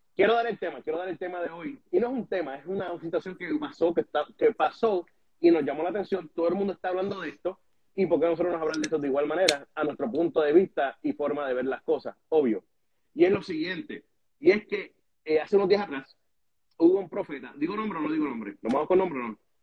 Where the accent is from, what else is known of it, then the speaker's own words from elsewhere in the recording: Puerto Rico; yo creciendo en Puerto Rico